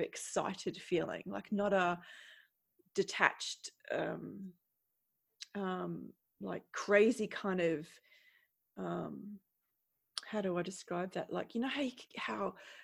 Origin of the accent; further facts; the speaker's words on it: Queensland, Australia; now in Netherlands; I'm from Queensland